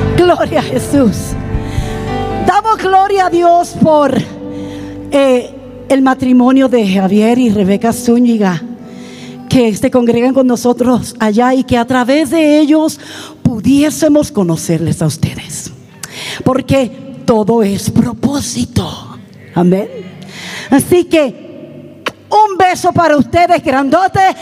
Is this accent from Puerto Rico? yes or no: yes; Puerto Rico; moved away as an adult; now in Canada; Mi esposo y yo somos originalmente de Puerto Rico. Somos boricuas. Pero ya hace casi 40 años que el Señor nos llevó al norte